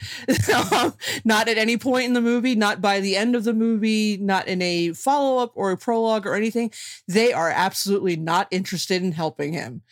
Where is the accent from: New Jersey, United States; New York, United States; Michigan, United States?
New Jersey, United States; I'm from New Jersey